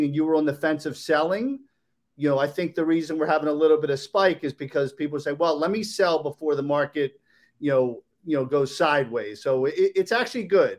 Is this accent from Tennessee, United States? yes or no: no; Maryland, United States; moved away as an adult; now in South Florida, United States; I'm from Maryland